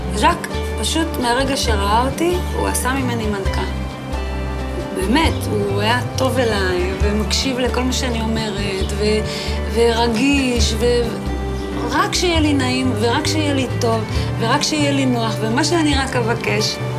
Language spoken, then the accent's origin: Hebrew; moshav near Rehovot, Central District, Israel; גדלתי במושב שנקרא מושב בתל עזר, אה, זה נמצא ליד רחובות. שם גם נולדתי וגרתי שם ממש עד גיל 18